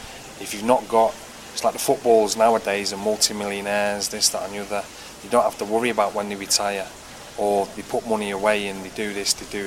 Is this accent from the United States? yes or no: no; Manchester, North West England, United Kingdom; my hometown team